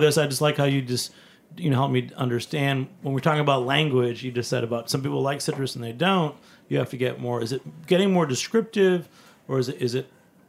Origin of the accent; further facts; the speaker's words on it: New England, United States; now in New York, United States; I'm from New England.